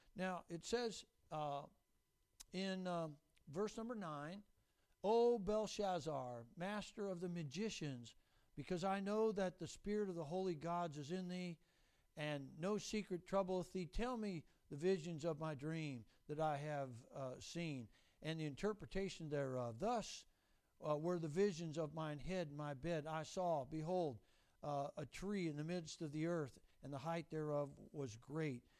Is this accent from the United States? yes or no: yes; Renton, Washington, United States; I grew up in Renton